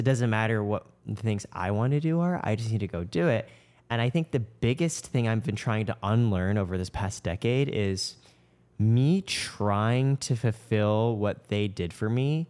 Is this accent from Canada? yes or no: yes; Canada; My parents are from Shanghai. I grew up initially in Canada.